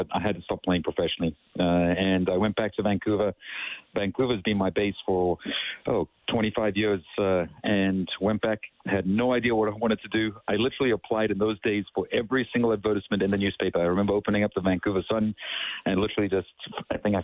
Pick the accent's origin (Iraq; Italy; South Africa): South Africa; Durban, KwaZulu-Natal; also born or lived in United States; now in Edmonton, Canada; I grew up in Durban in South Africa